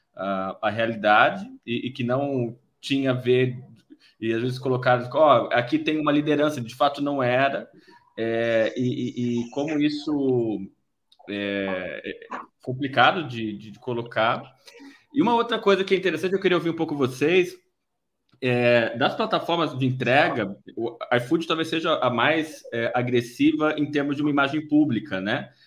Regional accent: São Paulo, Brazil; moved away as an adult; now in Porto Alegre, Brazil; sou de São Paulo, vim para Porto Alegre faz dois anos

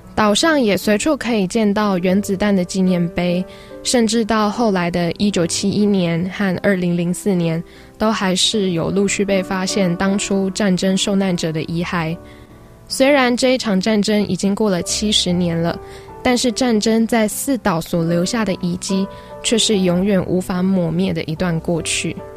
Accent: central Taiwan, Taiwan; moved away as an adult; also born or lived in Taipei; 我是中部人， 到台北读书

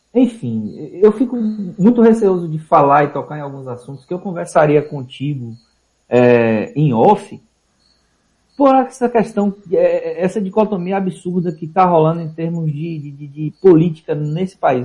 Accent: Vitória da Conquista, Bahia, Brazil; moved away as an adult; now in Aracaju, Brazil; na minha cidade natal, Vitória da Conquista

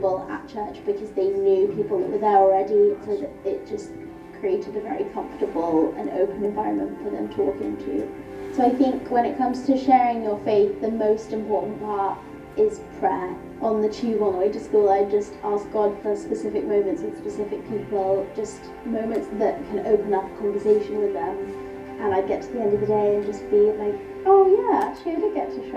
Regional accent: London, United Kingdom; I'm from Northeast London

